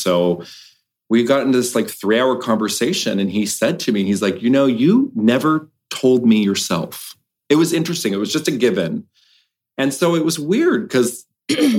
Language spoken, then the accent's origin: English; Los Angeles, California, United States; I grew up in Los Angeles, but never the big city. I grew up in like Westchester by the airport